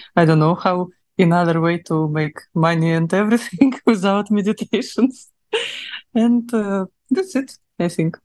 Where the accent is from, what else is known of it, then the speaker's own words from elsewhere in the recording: Russia; accent: Russian; English is a second language; now in Dubai, United Arab Emirates; my russian accent